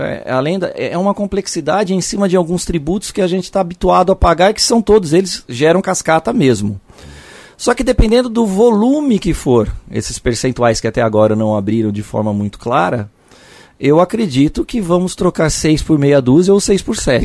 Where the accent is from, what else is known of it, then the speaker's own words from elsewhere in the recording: São Paulo, Brazil; vem do bairro de Santana, que é o bairro que eu nasci. Eu sou de São Paulo.